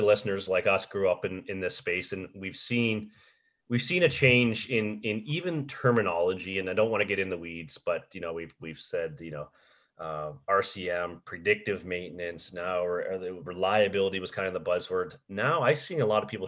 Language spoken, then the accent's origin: English; just outside of Detroit, on the Canadian side, Ontario, Canada; I grew up just outside of Detroit, so- on the Canadian side